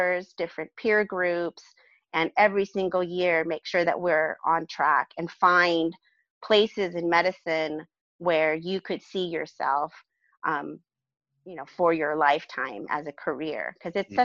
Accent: Los Alamitos, California, United States; also born or lived in Providence, Rhode Island; now in Bakersfield, United States; I grew up in Southern California

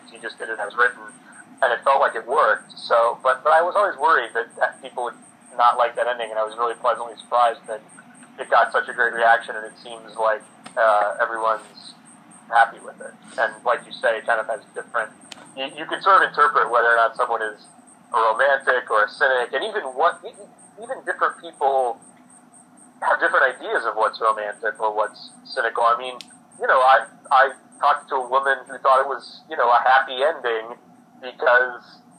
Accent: Chicago, Illinois, United States; growing up in Chicago and reading him and watching him

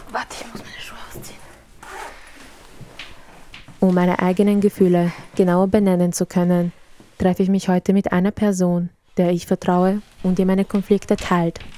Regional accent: Serbia; now in Austria; Obwohl ich bereits die Hälfte meines Lebens in Österreich verbringe, gehöre ich nicht dazu, weil mein Herkunftsland Serbien ist.

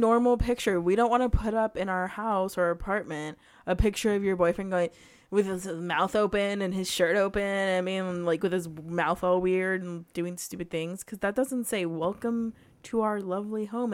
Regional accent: United States; I am American

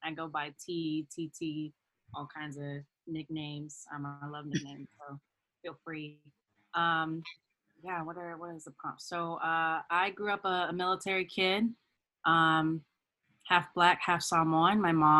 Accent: California, United States; also born or lived in Germany; I went to, I grew up in Germany, went to elementary school, and then we came stateside. And I've actually been in California for the longest. I've been in California, since third grade, just in SoCal.

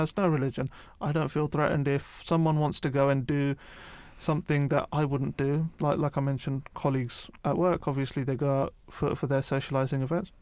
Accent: United Kingdom; also born or lived in London; I grew up outside of London

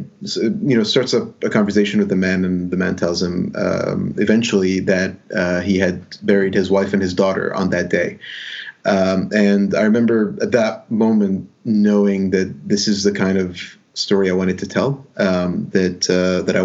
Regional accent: Dubai, United Arab Emirates; also born or lived in Alexandria, Egypt / Sharjah, United Arab Emirates; I grew up in Dubai

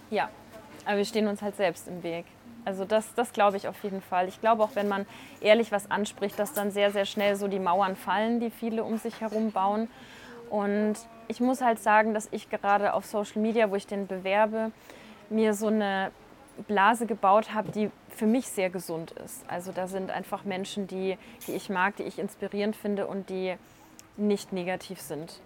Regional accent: Franconia, Bavaria, Germany; now in Munich, Germany; ich bin aus Franken und wenn ich heimfahre

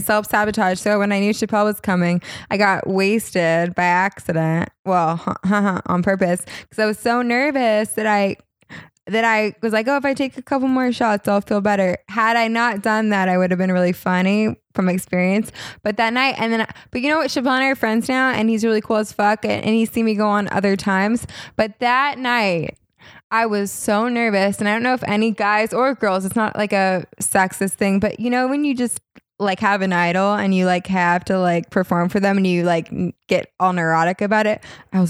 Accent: California, United States; accent: Valley girl; Like my Valley girl accent, which isn't as bad now because I lived in New York for a little bit

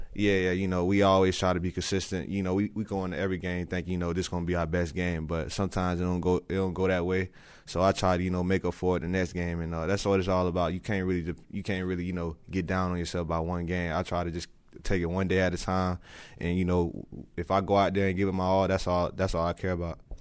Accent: Lakeland, Florida, United States; I grew up in Lakeland my whole life

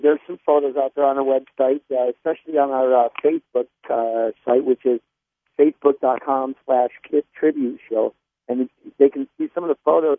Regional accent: Niagara Falls, New York, United States; we grew up in Niagara Falls, New York

